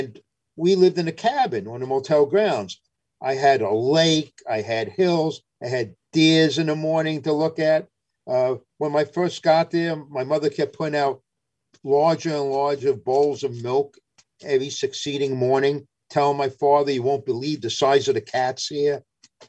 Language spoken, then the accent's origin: English; New York City, New York, United States; also born or lived in London, England / Williamstown, Massachusetts; I was brought by my parents into New York City. And until I started traveling my later teenage and early college years, I was basically in New York growing up.